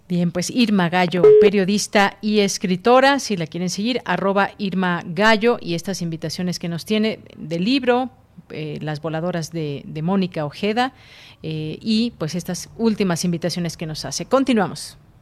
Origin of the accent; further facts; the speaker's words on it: Mexico; aquí en nuestro país